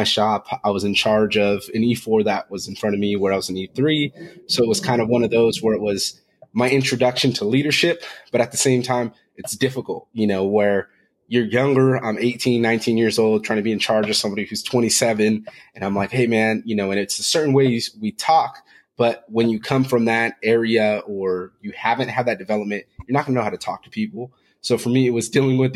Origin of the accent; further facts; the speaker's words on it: Fresno, California, United States; I'm originally from Fresno, California